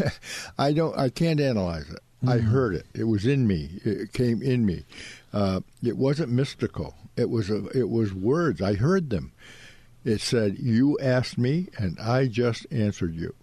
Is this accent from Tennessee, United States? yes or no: no; Ipswich, Massachusetts, United States; born or raised there